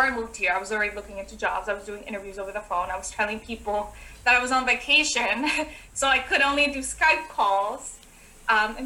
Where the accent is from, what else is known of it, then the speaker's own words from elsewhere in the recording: New Jersey, United States; also born or lived in El Salvador; I'm from New Jersey.